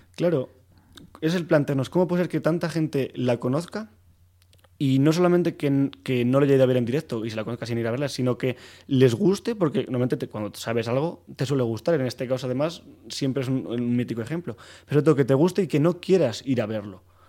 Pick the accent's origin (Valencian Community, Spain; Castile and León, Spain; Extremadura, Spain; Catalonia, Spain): Castile and León, Spain; Soria; moved away as an adult; now in Madrid, Spain; yo soy de Soria y llegué aquí a Madrid